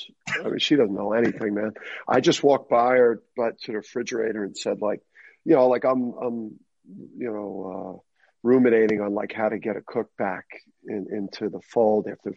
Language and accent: English; Jersey City, New Jersey, United States; growing up in Jersey City, I listened to a lot of rap growing up